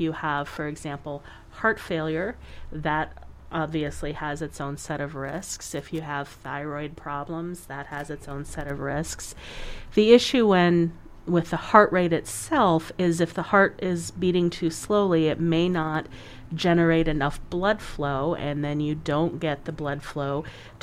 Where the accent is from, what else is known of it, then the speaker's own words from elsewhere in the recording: United States; we as an American culture